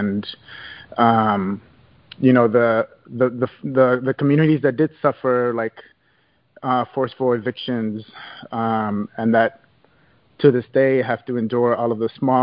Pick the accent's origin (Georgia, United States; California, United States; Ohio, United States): California, United States; Los Angeles; I was born and raised here in Los Angeles